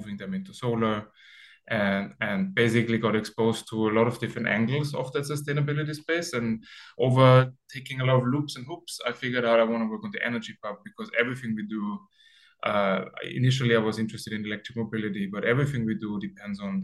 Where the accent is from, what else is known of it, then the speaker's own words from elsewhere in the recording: Austria; moved away as an adult; also born or lived in Sweden; now in Barcelona, Spain; my hometown, which is like a 10,000 people town in Austria